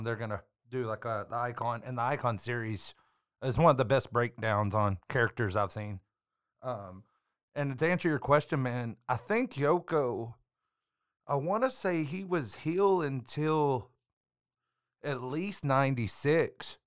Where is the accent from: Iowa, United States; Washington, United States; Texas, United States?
Texas, United States; Central; I'm from Central Texas